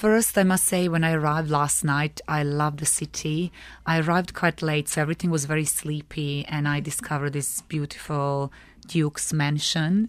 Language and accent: English; Belgrade, Serbia; moved away as an adult; now in London, United Kingdom; I'm originally from Belgrade, from Serbia. Yeah, and that's where I was brought up.